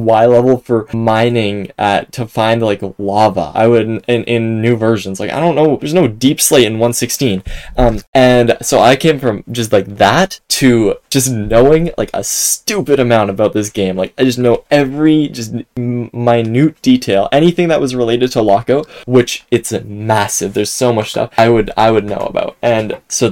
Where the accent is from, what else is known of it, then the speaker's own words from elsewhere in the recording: Canada; I'm from Canada, so I learned French in high school